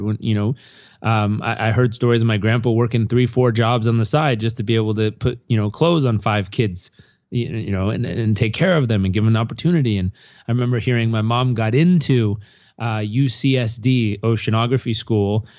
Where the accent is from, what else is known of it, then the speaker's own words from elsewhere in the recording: San Diego, California, United States; also born or lived in Los Angeles; I grew up in Southern California, uh, born in Los Angeles, grew up in San Diego